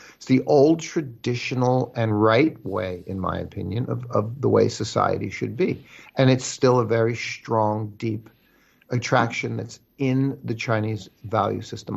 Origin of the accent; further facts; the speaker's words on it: Italy; also born or lived in Chengdu; now in China; I'm originally from Italy